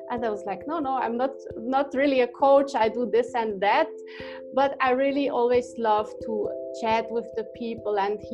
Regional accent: Switzerland; I grew up in Switzerland

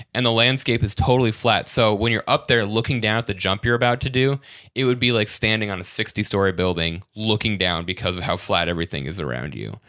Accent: Michigan, United States; I'm from Michigan, but I've never been to the Upper Peninsula

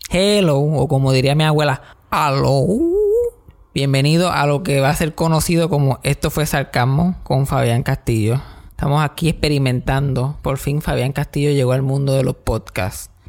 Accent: Mayagüez, Puerto Rico; Yo soy de Mayagüez y cuando yo era chiquito no existía nada de computadora ni nada, por lo menos donde yo vivía en el monte, entre medio de Mayagüez y Las Marías

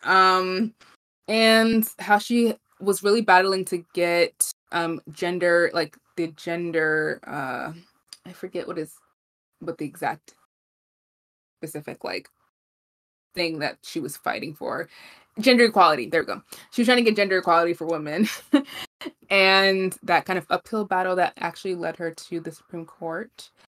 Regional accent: New York City, New York, United States; We're both from Brooklyn

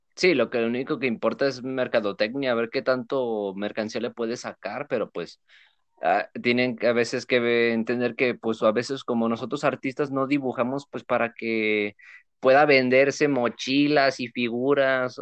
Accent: Mexico; los que somos mexicanos

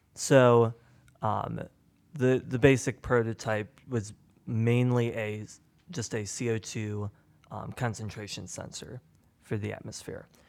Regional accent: Indianapolis, Indiana, United States; I'm um, from Indianapolis, Indiana

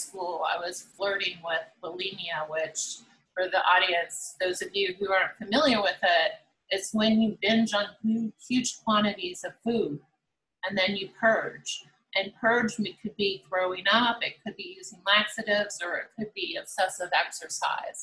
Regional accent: Los Angeles, California, United States; 1984 in Los Angeles, California, which happened to be my hometown

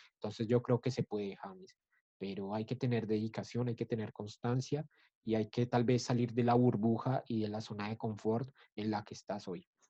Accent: Colombia; Nosotros como colombianos

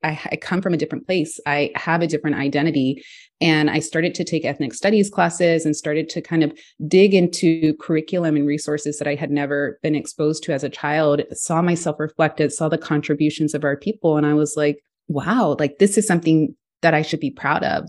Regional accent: Houston, Texas, United States; I grew up in Texas, in Houston, Texas

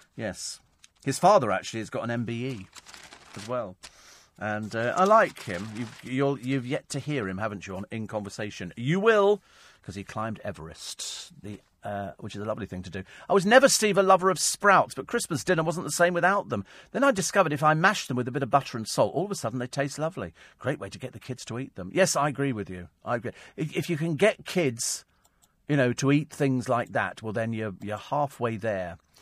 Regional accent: United Kingdom; we're British.

